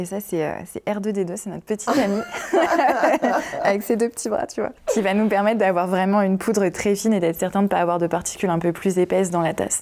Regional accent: Picardy, Hauts-de-France, France; moved away as an adult; also born or lived in Noisy-le-Grand / Vincennes; Moi je venais de Picardie

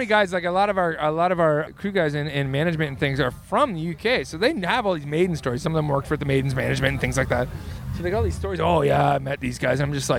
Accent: Southern Ontario, Canada; we're from Southern Ontario, which is a part of Canada.

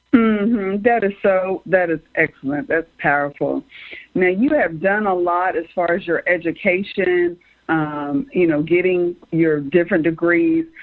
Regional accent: United States; being born and raised in America

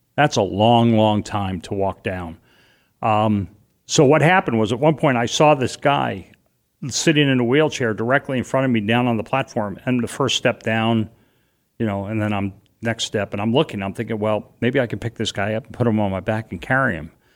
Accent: New York City, New York, United States; moved away; also born or lived in Boston; I grew up in and around New York

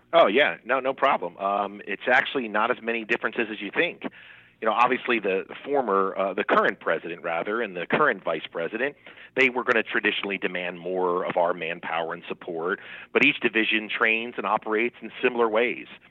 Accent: Trenton, New Jersey, United States; moved away as an adult; also born or lived in Maryland; now in Americus, United States; was born and raised in Trent, New Jersey, and I still call New Jersey kind of home for me

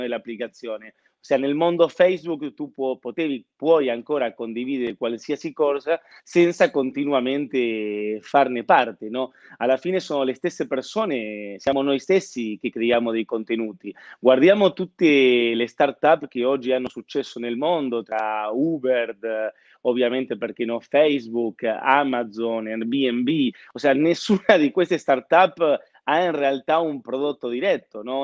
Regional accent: Buenos Aires, Argentina; now in Milan, Italy; sono argentino, nato a Buenos Aires, eh, Milano ormai è casa mia.

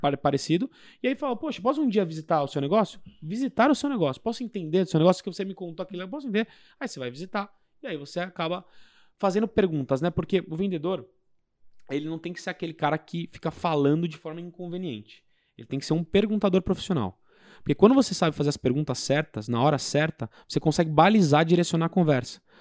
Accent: São Paulo, Brazil; fui em São Paulo, sou de São Paulo

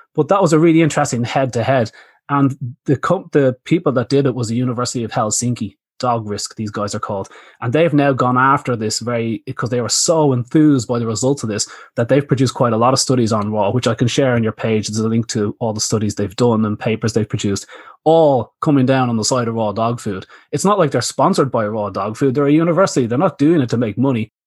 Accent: Ireland; moved away as an adult; also born or lived in Australia; I came from Ireland

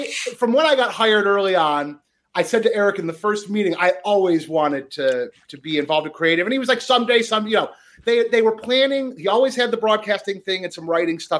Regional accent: Franklin, Michigan, United States; I'm from a little town called Franklin. It's like Birmingham, Bloomfield area.

